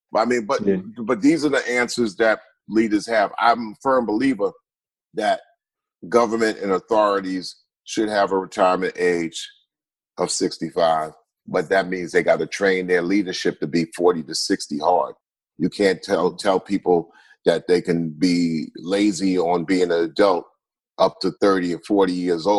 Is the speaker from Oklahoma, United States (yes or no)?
no; Long Island, New York, United States; we're from Long Island. We're from New York